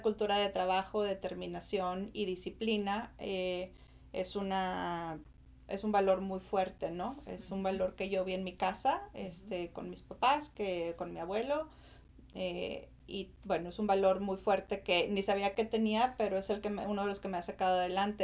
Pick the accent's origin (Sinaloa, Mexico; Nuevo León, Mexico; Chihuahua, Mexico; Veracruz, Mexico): Nuevo León, Mexico; Monterrey; moved away as an adult; also born or lived in Austin, Texas; now in United States; soy originaria de Monterrey